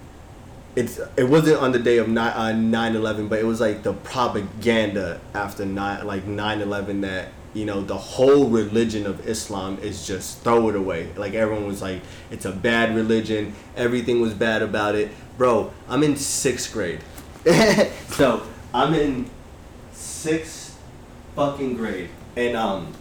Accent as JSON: {"language": "English", "region": "Utah", "country": "United States", "tie": "born or raised there", "said": "growing up in Utah"}